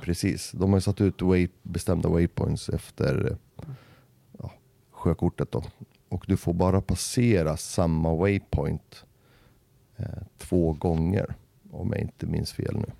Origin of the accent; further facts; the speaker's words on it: Västerås, Västmanland, Sweden; här i Västerås, där jag kommer ifrån